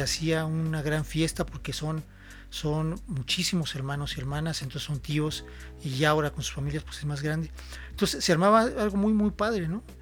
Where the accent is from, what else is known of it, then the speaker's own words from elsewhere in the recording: San Miguel de Allende, Guanajuato, Mexico; also born or lived in Celaya; soy este originario de San Miguel, soy san miguelense de corazón, he vivido toda mi vida aquí en San Miguel